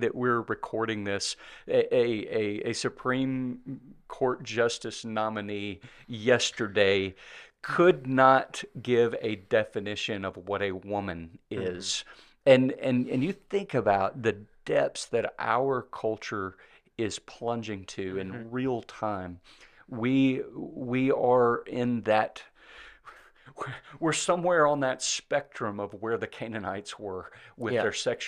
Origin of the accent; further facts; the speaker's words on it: Mississippi, United States; I like Balaam because I'm from Mississippi.